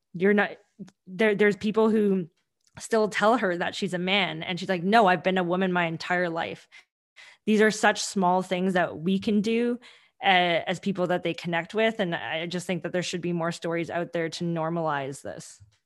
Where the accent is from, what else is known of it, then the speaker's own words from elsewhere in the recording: Vancouver, British Columbia, Canada; English is a second language; I grew up in Vancouver and I grew up in Canada